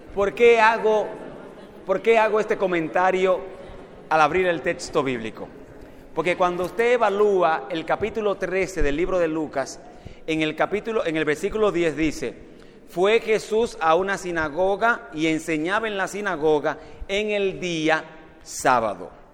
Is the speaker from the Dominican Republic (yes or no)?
yes; Dominican Republic; la iglesia donde me crié en República Dominicana